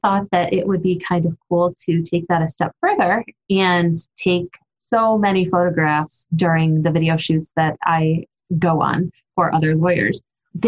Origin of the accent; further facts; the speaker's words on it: Ohio, United States; I'm from Ohio where it's nothing but flat land